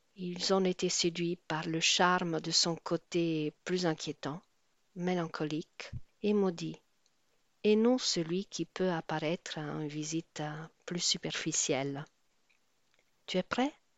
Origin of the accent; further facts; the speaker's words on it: Rome, Lazio, Italy; je suis née à Rome